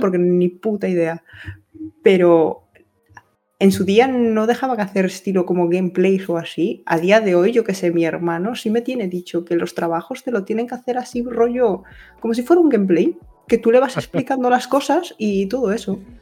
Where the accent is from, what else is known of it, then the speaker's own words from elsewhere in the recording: Spain; hasta las 3 de la mañana en mi país